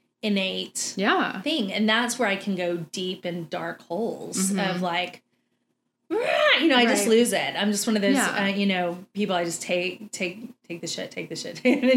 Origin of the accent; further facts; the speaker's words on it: Texas, United States; we're from Texas.